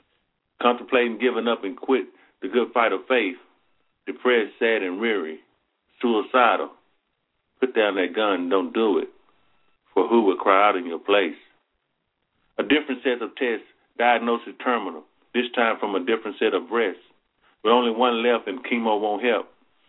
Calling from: Athens, Alabama, United States; Athens, Alabama.

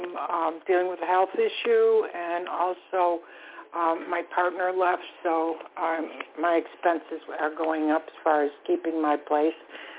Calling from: Florida, United States; I'm calling from Florida.

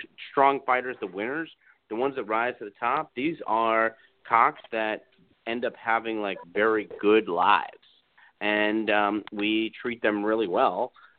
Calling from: Florida, United States; I'm calling from Florida.

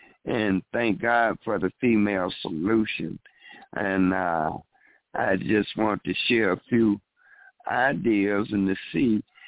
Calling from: Chicago, Illinois, United States; from Chicago.

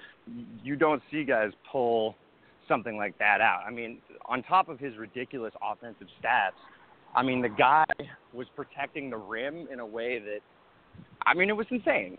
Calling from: Los Angeles, California, United States; Los Angeles.

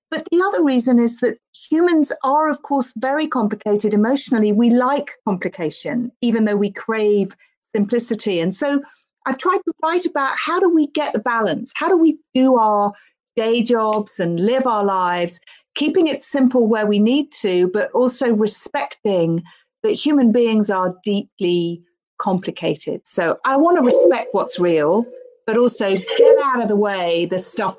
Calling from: London, United Kingdom; I'm joining you from London in the UK.

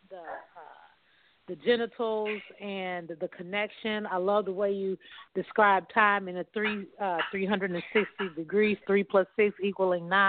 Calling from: Kansas City, Missouri, United States; I'm calling in from Kansas City, Missouri

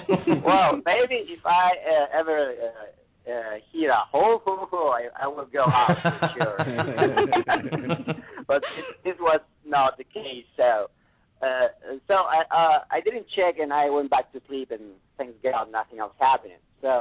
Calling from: San Antonio, Texas, United States; San Antonio.

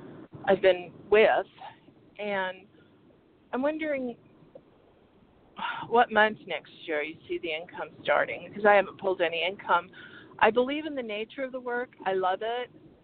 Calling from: Arizona, United States; calling from Arizona.

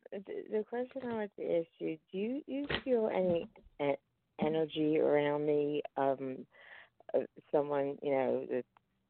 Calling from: Pennsylvania, United States; I'm calling from Pennsylvania.

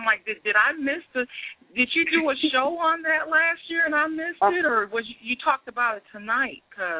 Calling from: Wisconsin, United States; I'm calling from Wisconsin.

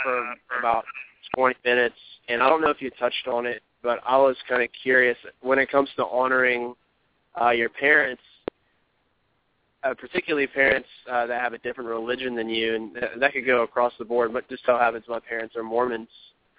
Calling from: Richmond, Virginia, United States; I'm calling from Richmond, Virginia.

